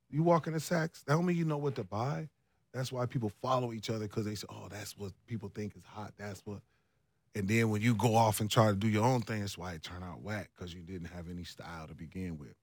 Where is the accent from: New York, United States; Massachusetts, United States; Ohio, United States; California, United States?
Ohio, United States; moved away; also born or lived in Minneapolis; I'm from Ohio